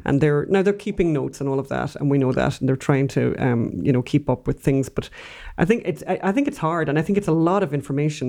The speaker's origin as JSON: {"language": "English", "country": "Ireland", "said": "We're Irish."}